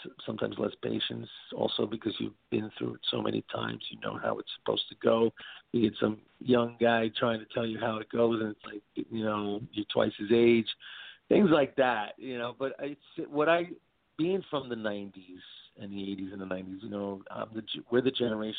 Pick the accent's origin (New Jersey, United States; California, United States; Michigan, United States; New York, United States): New York, United States; New York City; where I grew up in Brooklyn